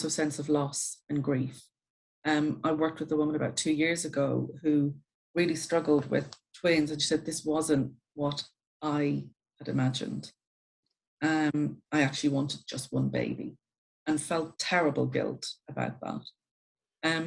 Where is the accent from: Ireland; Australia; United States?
Ireland; I'm Irish, so we're very good at stories and leaving things out of stories in Ireland